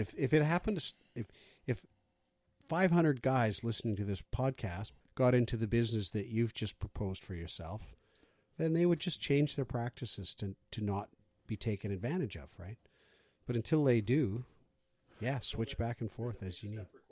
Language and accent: English; British Columbia, Canada; we're average British Columbians